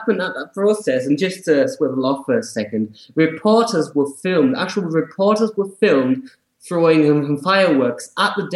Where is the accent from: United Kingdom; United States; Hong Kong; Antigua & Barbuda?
United Kingdom; also born or lived in Australia; now in Germany; I'm British. I lived in Australia for a while, I now live back in Germany